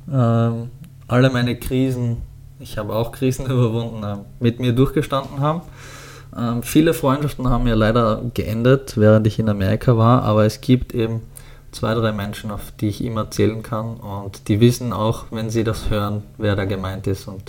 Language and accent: German; Styria, Austria; Als ich jung war, war so Arnold Schwarzenegger, der kommt aus meiner Heimatstadt und, ähm